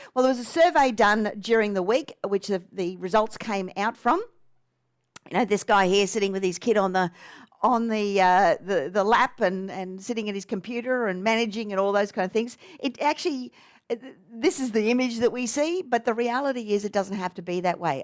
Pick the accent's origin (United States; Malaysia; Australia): Australia